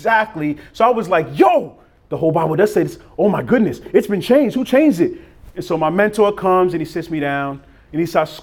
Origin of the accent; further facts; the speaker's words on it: Boston, Massachusetts, United States; also born or lived in Cambridge, Massachusetts; I'm from Boston. My high school was in Cambridge, Massachusetts